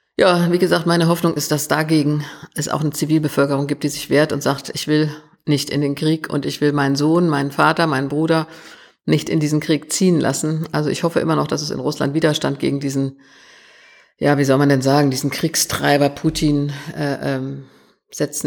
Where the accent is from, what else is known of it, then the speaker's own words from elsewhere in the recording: Germany; Ich bin nach 45 in Westdeutschland geboren.